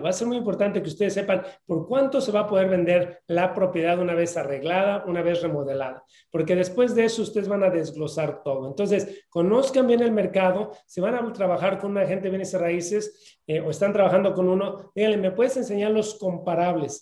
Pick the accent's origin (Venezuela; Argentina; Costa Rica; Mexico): Mexico; moved away; yo vengo de México y normalmente no confiamos en la gente